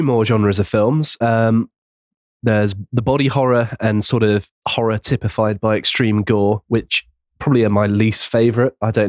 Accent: West Country, South West England, United Kingdom; I'm from the West Country.

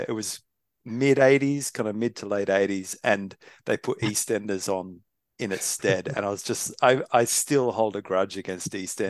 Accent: Melbourne, Victoria, Australia; moved away as an adult; now in United Kingdom; I grew up in Melbourne. I'm from Australia. I grew up, if you kind of look out from the Melbourne kind of CBD, there's a kind of like some mountains in the distance called Mount Dandenong

